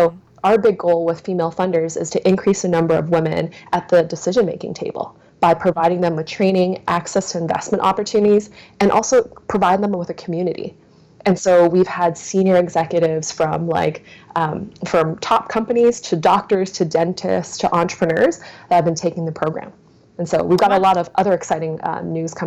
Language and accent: English; New Brunswick, Canada; I grew up in New Brunswick pretty much all of my life